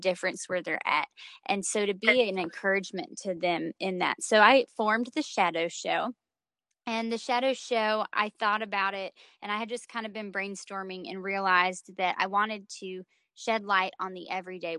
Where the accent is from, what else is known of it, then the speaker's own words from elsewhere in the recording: North Carolina, United States; I'm a 25-year-old living in North Carolina. I previously founded Polished Conference Ministries, released 2 music EPs, and ran the Refine magazine. Now I'm enjoying the simplicity of life in my hometown